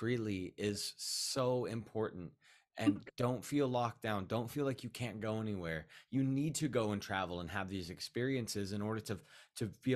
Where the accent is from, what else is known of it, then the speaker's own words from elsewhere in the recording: West Coast, United States; growing up on the West Coast